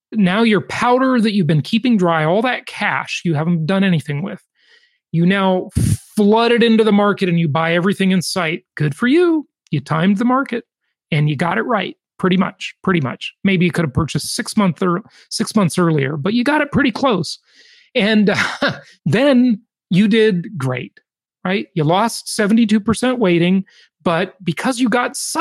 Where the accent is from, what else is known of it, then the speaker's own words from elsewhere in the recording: California, United States; the Socialist Republic of California, where you live and where I'm from